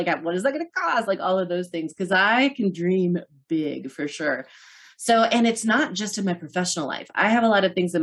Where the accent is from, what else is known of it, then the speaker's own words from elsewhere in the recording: Norton, Kansas, United States; moved away; my hometown of Norton, Kansas